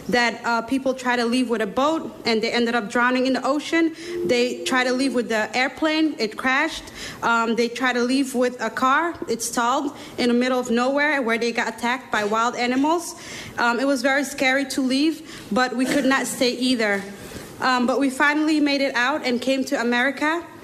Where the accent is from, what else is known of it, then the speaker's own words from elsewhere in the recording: Somalia; now in United States; I'm from Somalia. 23 years ago, me and my family entered uh, um, in the U.S. to seek asylum.